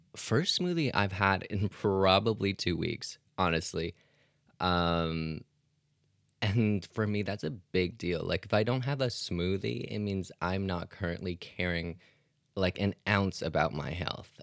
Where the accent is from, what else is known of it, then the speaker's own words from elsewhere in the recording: Canada; I'm Canadian